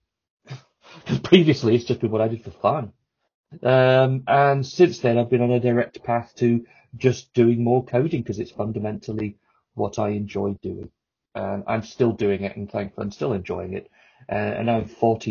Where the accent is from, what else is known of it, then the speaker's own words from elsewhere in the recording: Telford, West Midlands, United Kingdom; I'm from Telford, in fact, which you won't have heard of.